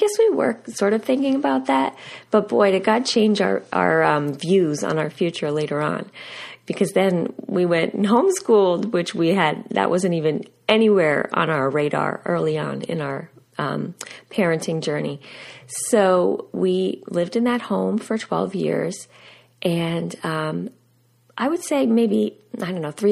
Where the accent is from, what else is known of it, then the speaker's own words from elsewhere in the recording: United States; Steve and I, we grew up outside of New York City.